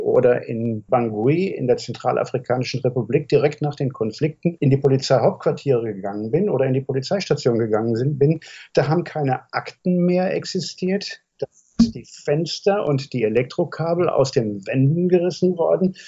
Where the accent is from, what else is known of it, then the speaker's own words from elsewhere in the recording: Germany; als Deutscher mit meinem historischen Bezug